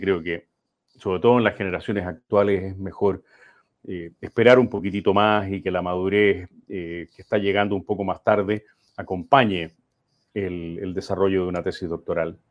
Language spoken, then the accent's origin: Spanish; Santiago, Santiago Metropolitan Region, Chile; also born or lived in Quilpué / Santo Domingo; yo soy santiaguino, mis padres son porteños